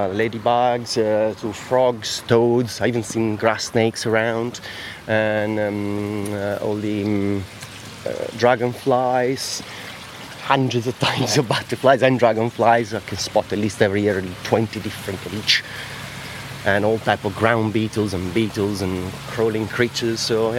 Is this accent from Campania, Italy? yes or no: no; Lake Como, Lombardy, Italy; English is a second language; now in England; Lake Como.